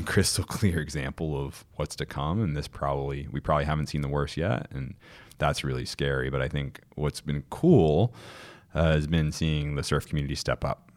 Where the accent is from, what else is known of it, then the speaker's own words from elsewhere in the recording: Cape Cod, Massachusetts, United States; I'm from Cape Cod, Massachusetts, the northeast of the U S